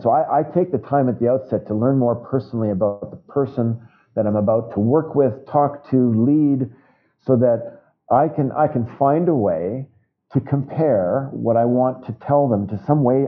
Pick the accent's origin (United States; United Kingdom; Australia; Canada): Canada; Winnipeg, Manitoba; my hometown of Winnipeg